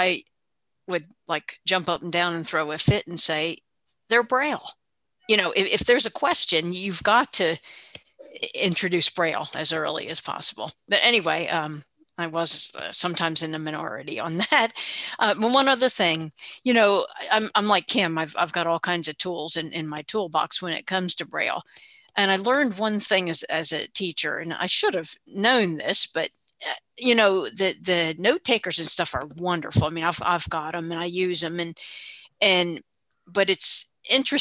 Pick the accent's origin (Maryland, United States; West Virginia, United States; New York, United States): West Virginia, United States; I'm from West Virginia